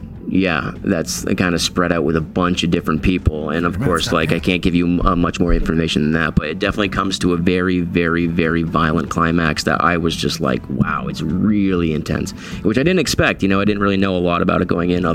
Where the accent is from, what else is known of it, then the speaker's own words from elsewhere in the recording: Lyndonville, Vermont, United States; my hometown of Lindenville, Vermont